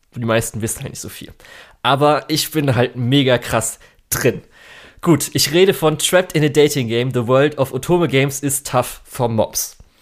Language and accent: German; Germany